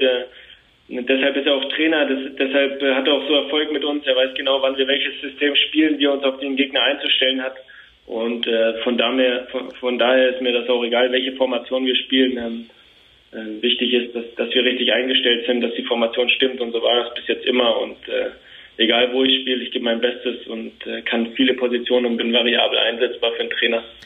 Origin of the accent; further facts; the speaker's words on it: Nuremberg, Bavaria, Germany; also born or lived in Fürth; ich bin in Nürnberg geboren